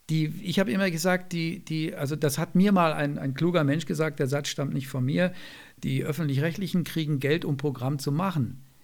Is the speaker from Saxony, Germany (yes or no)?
no; Bavaria, Germany; Ich höre natürlich Bayern 3, weil ich selber da ab und zu sende, weil es meine alte Heimat ist noch